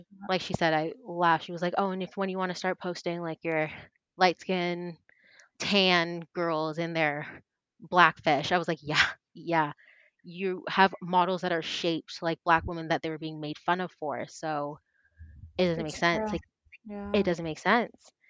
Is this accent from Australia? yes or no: no; Canada; also born or lived in Toronto; We are Canadian. I am Toronto based